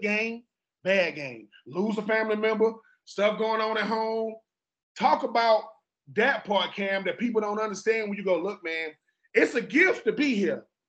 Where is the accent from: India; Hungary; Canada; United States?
United States; Georgia; I'm from Georgia